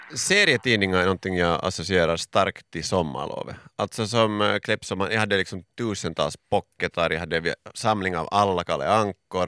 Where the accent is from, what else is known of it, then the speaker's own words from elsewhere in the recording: Finland; jag är finne